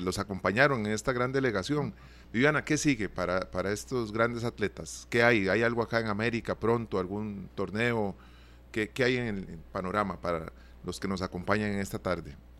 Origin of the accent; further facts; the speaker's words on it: Costa Rica; nosotros como costarricenses